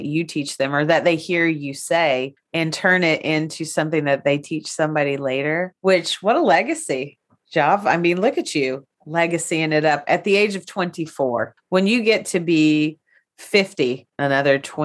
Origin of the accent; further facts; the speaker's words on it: United States; I grew up on Rock Creek Holler